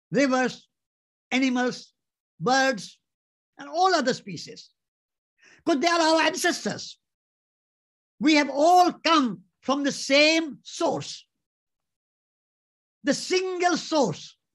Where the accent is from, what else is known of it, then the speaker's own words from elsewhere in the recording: India; Before I'm an Indian, I'm a living being